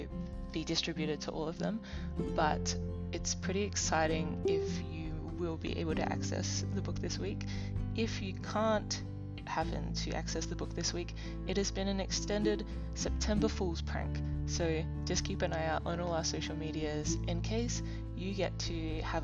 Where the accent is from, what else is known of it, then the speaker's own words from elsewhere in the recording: Adelaide, South Australia, Australia; now in Melbourne, Australia; I'm actually from Adelaide